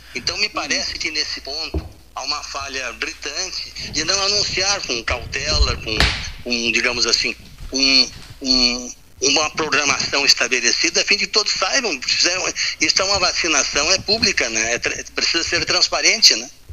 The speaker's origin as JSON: {"language": "Portuguese", "town": "Pelotas", "region": "Rio Grande do Sul", "country": "Brazil", "tie": "born or raised there", "also_born_or_lived": "Rio de Janeiro", "said": "eu sou natural do Rio de Janeiro, mas me criei aqui em Pelotas, meu pai era pelotense, voltei para o Rio e voltei de novo para Pelotas"}